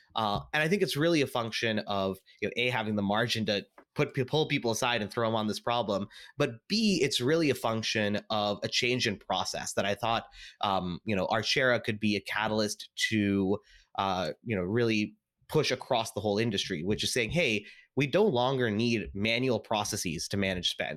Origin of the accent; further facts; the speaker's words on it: Seattle, Washington, United States; I was actually born and raised in Seattle